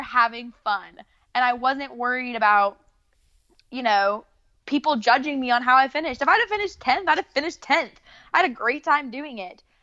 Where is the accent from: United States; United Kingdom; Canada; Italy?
United States; Southern Idaho; moved away as an adult; now in Charlotte, United States; I'm from Southern Idaho.